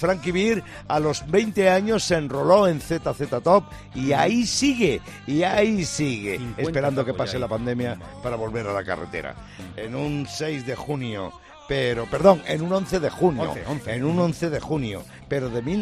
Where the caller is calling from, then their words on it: Zaragoza, Aragon, Spain; de Zaragoza, Pirata.